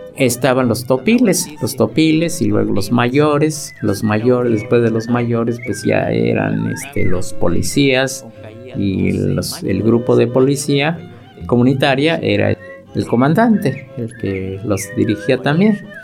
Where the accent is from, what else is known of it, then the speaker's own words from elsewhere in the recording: Mexico; vengo de la comunidad de Coctapanaloya.